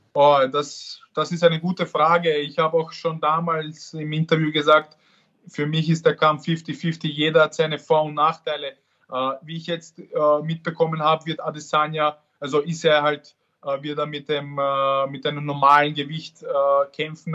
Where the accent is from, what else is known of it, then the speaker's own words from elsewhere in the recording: Vienna, Austria; ich bin in Wien geboren und, und, und dort aufgewachsen und habe auch dort trainiert